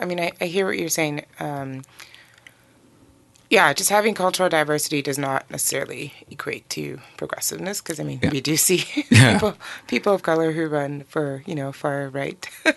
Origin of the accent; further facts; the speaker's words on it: Nigeria; born there; also born or lived in Benin / Togo / Burkina Faso / Guinea; So born in Nigeria. My family moved around a lot in West Africa. So I've lived in a number of countries. So Benin, Togo, Burkina Faso, Guinea, Conakry